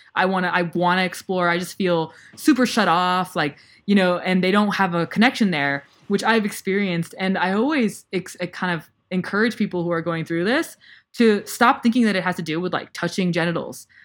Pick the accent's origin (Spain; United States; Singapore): United States; I still, like, grew up in the U S